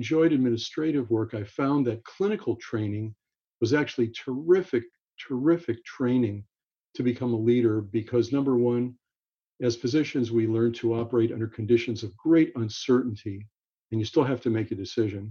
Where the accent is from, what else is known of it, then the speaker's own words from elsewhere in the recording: Los Angeles, California, United States; I grew up in Los Angeles